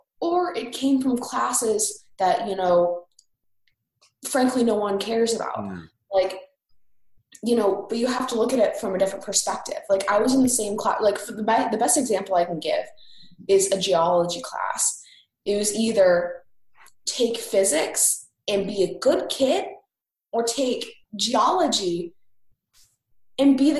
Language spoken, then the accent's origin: English; Indiana, United States; from Indiana